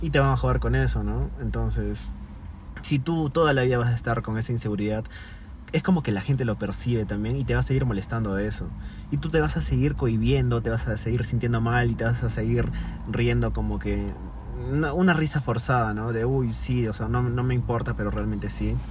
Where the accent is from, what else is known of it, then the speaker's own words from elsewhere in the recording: Peru; nosotros que somos peruanos